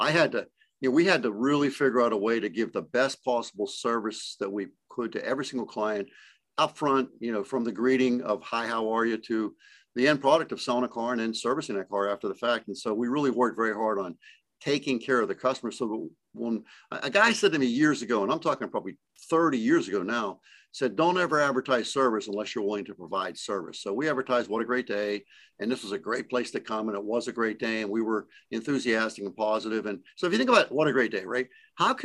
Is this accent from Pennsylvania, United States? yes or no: yes; Pittsburgh, Pennsylvania, United States; I'm from Pittsburgh